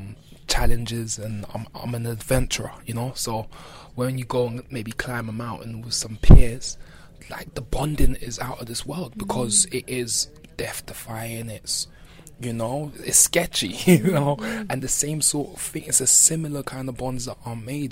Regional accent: London, United Kingdom; growing up in Brixton

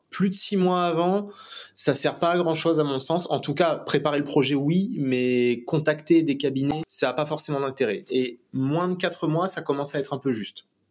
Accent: Réunion; moved away; also born or lived in Metropolitan France; en tant que réunionnais de retour, bah forcément, euh, c'est le cadre de vie qui est totalement différent et voilà, c'est un retour chez soi

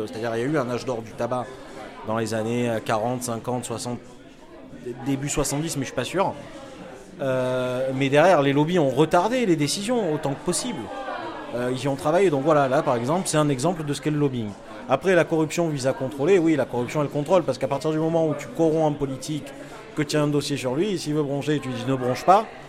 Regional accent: Marseille, Provence-Alpes-Côte d'Azur, France; moved away as an adult; now in Paris, France; je suis marseillais.

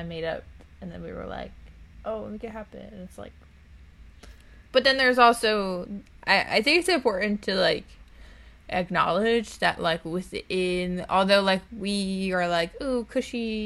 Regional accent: Long Island, New York, United States; we grew up on Long Island

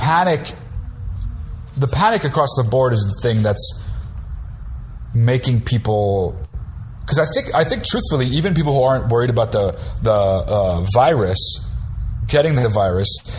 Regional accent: New Jersey, United States; I'm from New Jersey.

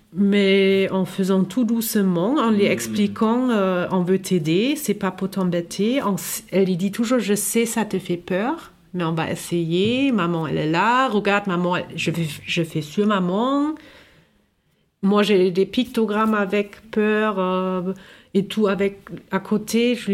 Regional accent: Germany; now in France; je viens de l'Allemagne

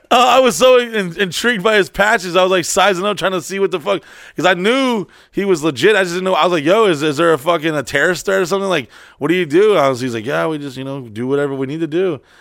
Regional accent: Orlando, Florida, United States; I'm from Orlando

